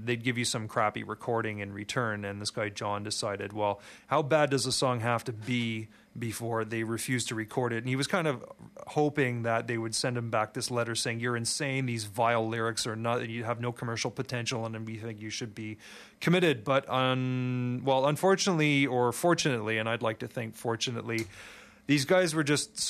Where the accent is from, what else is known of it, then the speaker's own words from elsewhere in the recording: Montreal, Quebec, Canada; I grew up in Montreal